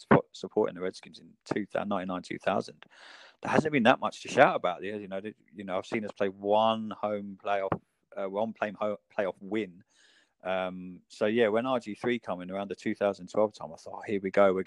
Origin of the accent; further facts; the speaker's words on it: United Kingdom; most of us in the UK.